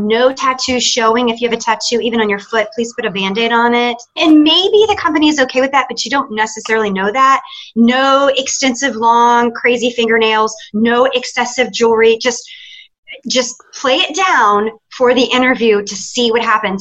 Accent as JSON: {"language": "English", "town": "Atlanta", "region": "Georgia", "country": "United States", "said": "I am from Atlanta, but I'm visiting you from Nashville."}